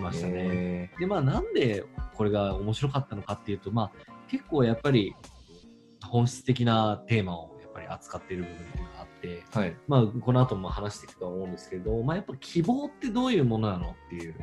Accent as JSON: {"language": "Japanese", "region": "Hokkaido", "country": "Japan", "tie": "born or raised there", "moved": "yes", "lives_now": "Tokyo, Japan", "said": "私北海道出身、今は東京でベンチャー企業を経営している"}